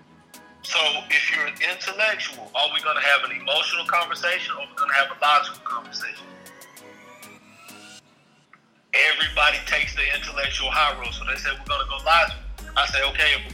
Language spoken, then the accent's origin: English; Bible Belt, the South, United States; being from the South, being a young black man growing up in the Bible Belt